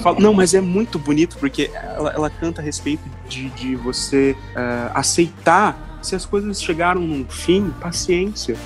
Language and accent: Portuguese; Londrina, Paraná, Brazil; first language Portuguese; also born or lived in Curitiba; eu nasci em Londrina, sou londrinense, fui criado sempre no centro de Londrina